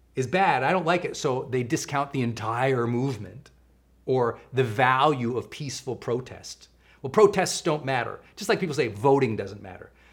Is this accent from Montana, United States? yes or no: yes; Montana, United States; I grew up in Montana